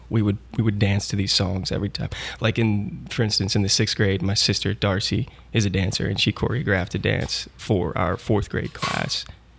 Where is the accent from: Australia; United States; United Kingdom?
United States; Broussard, Louisiana; I was born and raised in Broussard, Louisiana